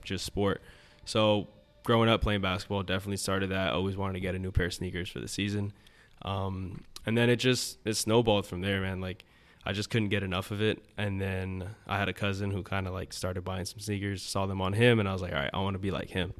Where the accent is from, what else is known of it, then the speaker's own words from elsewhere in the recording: Coral Gables, Florida, United States; I'm from the Gables